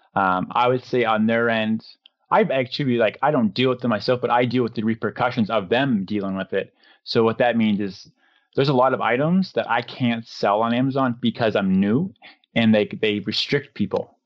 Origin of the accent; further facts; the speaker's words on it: Canada; to be from Canada